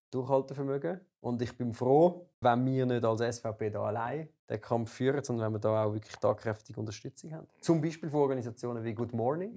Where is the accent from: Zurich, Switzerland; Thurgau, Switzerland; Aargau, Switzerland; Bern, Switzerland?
Zurich, Switzerland; Volketswil; Volkenzwil, wo ich herkomme